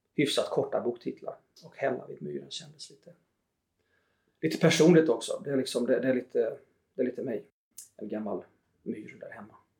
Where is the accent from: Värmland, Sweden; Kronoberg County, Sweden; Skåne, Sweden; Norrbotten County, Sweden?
Kronoberg County, Sweden; southern Småland, between Växjö and Tingsryd; moved away; hemifrån södra Småland eh, där jag växte upp mellan Växjö och Tingsryd.